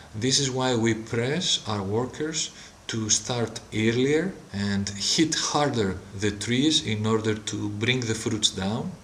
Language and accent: English; Greece; in Greece we produce the biggest amount of extra virgin olive oil comparing other countries.